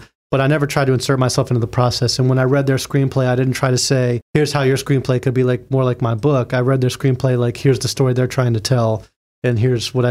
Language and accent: English; Florida, United States; I'm from Florida